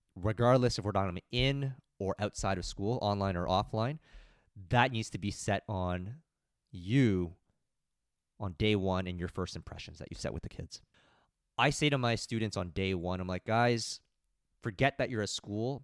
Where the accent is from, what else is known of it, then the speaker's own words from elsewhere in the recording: Mississauga, Ontario, Canada; I don't live too far away. I'm from Mississauga.